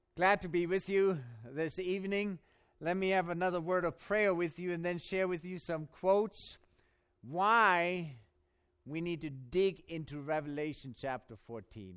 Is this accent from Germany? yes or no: yes; Germany; born or raised there; accent: German; English is a second language; now in United States